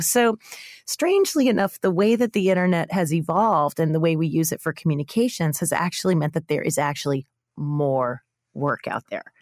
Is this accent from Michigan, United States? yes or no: no; New York, United States; I'm a New Yorker